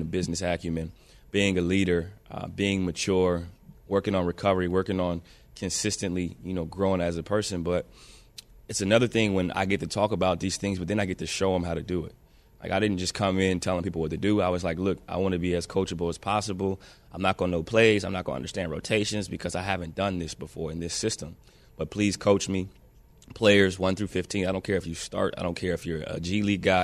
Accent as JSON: {"language": "English", "region": "Ohio", "country": "United States", "said": "I'm from Ohio, so I played football, you know, most most of my life"}